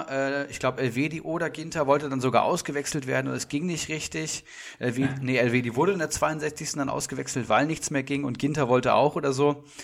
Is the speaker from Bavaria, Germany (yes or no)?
no; Frankfurt, Hesse, Germany; Ich meine, ich als Frankfurter freue mich da irgendwo